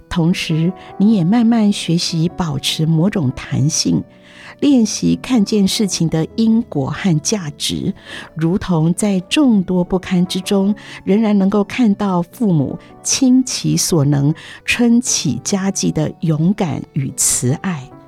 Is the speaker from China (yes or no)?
no; Meinong, Kaohsiung, Taiwan; moved away; also born or lived in Keelung; 我当了老师，暑假时把几个学习资源的学生从基隆带回美浓戏院家，住上近一个月